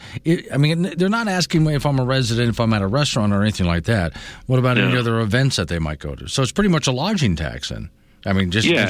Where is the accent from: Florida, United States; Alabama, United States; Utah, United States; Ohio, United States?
Florida, United States; now in Wyoming, United States; I grew up in Florida.